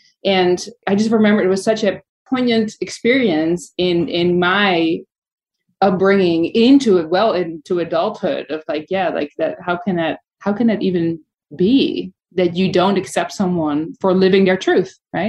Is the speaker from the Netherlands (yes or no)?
yes; Amsterdam, North Holland, Netherlands; moved away as an adult; also born or lived in Malaysia; I grew up in Amsterdam.